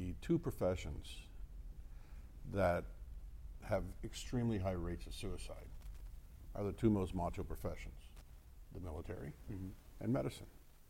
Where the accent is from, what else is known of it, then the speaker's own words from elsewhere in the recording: Miami, Florida, United States; now in Las Vegas, United States; I'm from Miami